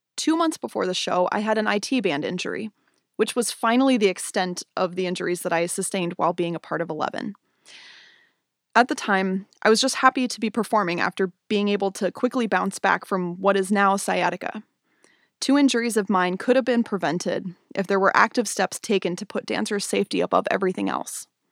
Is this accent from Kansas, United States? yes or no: no; Spokane, Washington, United States; moved away as an adult; now in Portland, United States; I grew up in Spokane, Washington, where I started dancing when I was six